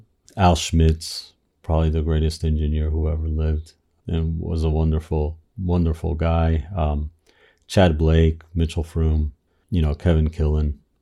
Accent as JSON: {"language": "English", "country": "Argentina", "tie": "born or raised there", "said": "growing up in Argentina, we had fled the military dictatorship"}